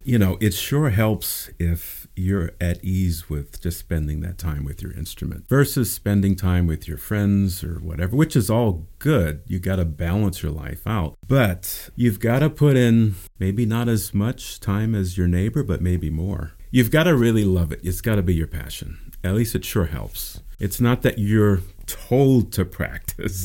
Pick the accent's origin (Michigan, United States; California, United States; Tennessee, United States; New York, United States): California, United States; Pasadena; also born or lived in Baltimore; I was born in Baltimore, and family moved out here when I was about four years old, and I grew up here in Pasadena, and have stayed in Pasadena ever since.